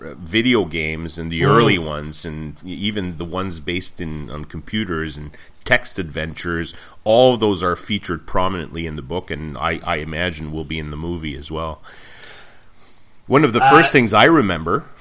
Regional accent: Montreal, Quebec, Canada; I was born and raised in Montreal

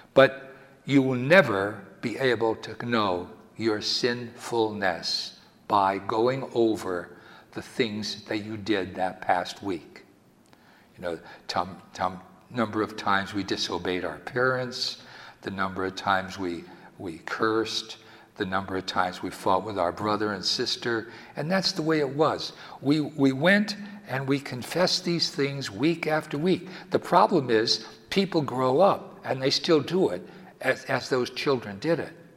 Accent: Wilkes-Barre, Pennsylvania, United States; when I was a little boy growing up in Wilkes-Barre, Pennsylvania

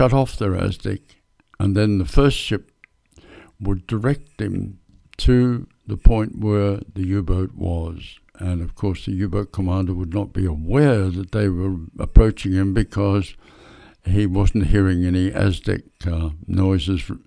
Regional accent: Perth, Western Australia, Australia; in Perth, which was my hometown

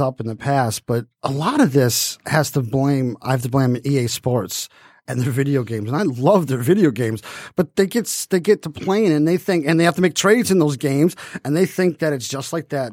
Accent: Detroit, Michigan, United States; I was from Detroit

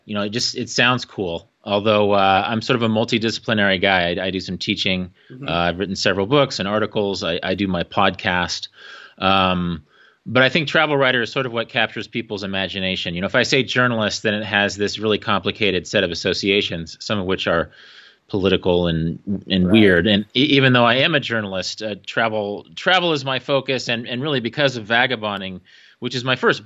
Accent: Wichita, Kansas, United States; moved away as an adult; also born or lived in Oregon / Korea; now in Salina, United States; I was born in Wesley Hospital. Okay. Grew up around 21st and West Street, on the west side. I went to OK Elementary, Hadley Junior High in Wichita North

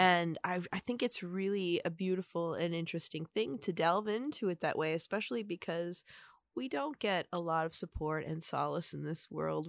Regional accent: Upper Peninsula, Michigan, United States; growing up in the Upper Peninsula

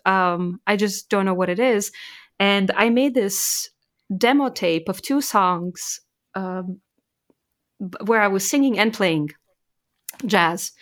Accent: Maribor, Slovenia; moved away as an adult; also born or lived in Serbia / Graz, Austria / Vienna, Austria / Indiana, United States; growing up in Slovenia, that's really where I grew up

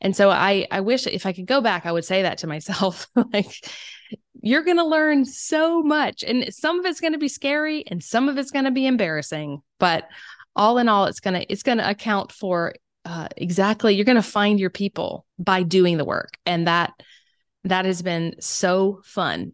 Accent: South Carolina, United States; accent: Southern; moved away; also born or lived in Germany; I am from South Carolina

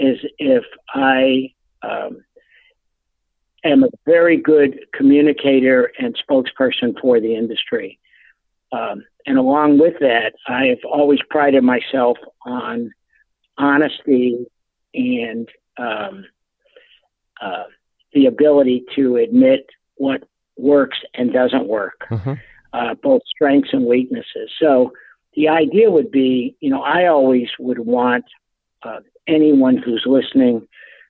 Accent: Buffalo, New York, United States; I was an adopted only child who grew up in a suburb of Buffalo, New York

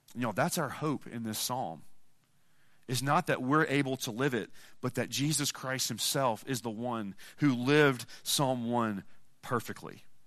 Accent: Mississippi, United States; I'm from Mississippi.

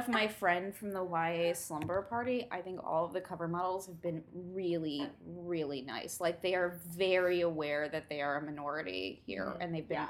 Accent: Midwest, United States; accent: Midwestern; you can tell because of my Midwestern accent

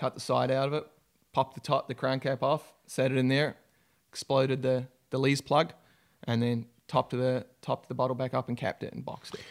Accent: New Zealand; moved away as an adult; now in United States; I'm a Kiwi, so from New Zealand. Uh, grew up on a, in a small country town

